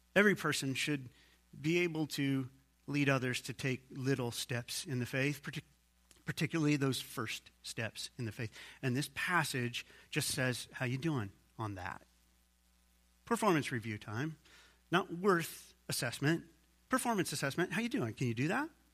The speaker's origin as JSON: {"language": "English", "country": "United States", "said": "I'm an American too"}